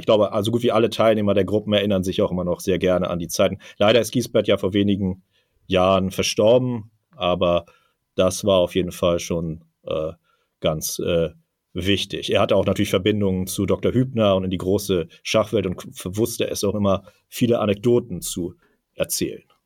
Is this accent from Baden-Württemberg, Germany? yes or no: no; Hamburg, Germany; born or raised there